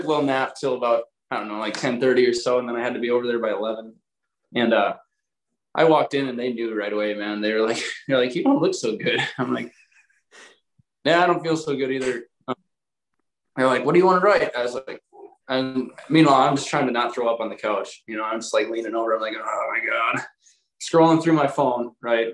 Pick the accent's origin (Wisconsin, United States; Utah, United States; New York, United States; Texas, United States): Wisconsin, United States; we're from Wisconsin